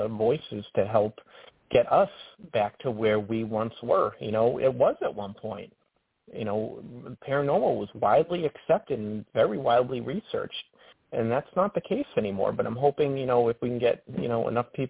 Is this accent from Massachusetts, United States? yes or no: yes; Worcester, Massachusetts, United States; moved away as an adult; now in North Conway, United States; I'm from Worcester